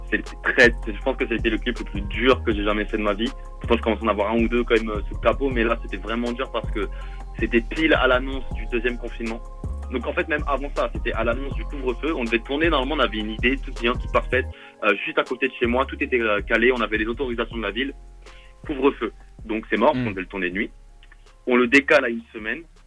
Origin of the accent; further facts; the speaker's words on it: Vélizy-Villacoublay, Île-de-France, France; also born or lived in Versailles; je suis né à Vélizy, j'ai vécu à Vélizy, mais euh, il n'y a pas d'hôpital dans ma ville